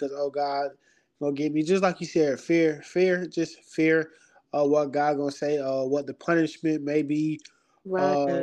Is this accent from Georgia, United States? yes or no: yes; Augusta, Georgia, United States; moved away as an adult; now in Lima, United States; I'm from Augusta, born and raised. Been there all my life.